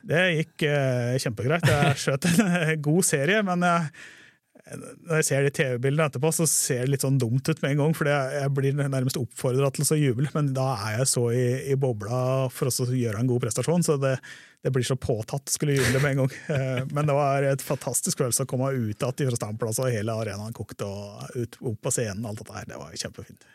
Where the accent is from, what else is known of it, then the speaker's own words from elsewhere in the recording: Hedmarken, Innlandet, Norway; moved away; also born or lived in Sørlandet / Grimstad / Kristiansand; jeg er jo fra Hedmarken